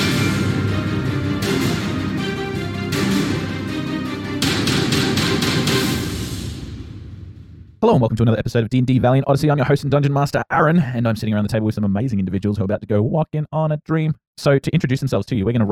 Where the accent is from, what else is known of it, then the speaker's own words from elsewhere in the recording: Australia; I'm Australian